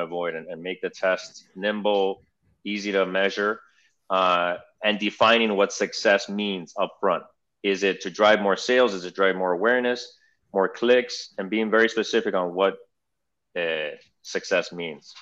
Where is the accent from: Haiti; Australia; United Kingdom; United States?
United States; Miami, Florida; I'm a second generation Argentinian. I was born here in Miami, um, English speaking, bilingual, fully bilingual